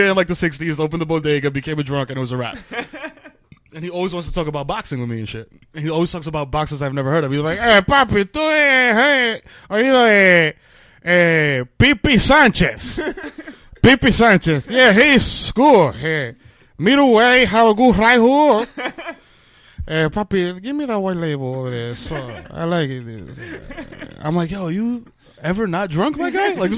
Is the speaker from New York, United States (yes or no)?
yes; New York City, New York, United States; I'm from the Bronx. We, like, the only time I've ever left the Bronx is to go to the Dominican Republic.